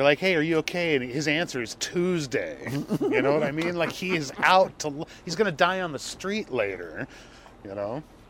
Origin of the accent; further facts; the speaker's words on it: Jakarta, Indonesia; also born or lived in Hong Kong; I was born in Hong Kong, but I went to high school in Jakarta.